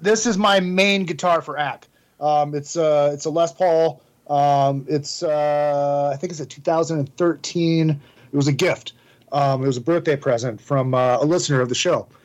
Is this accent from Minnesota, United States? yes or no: yes; Minnesota, United States; I am the worst Minnesotan ever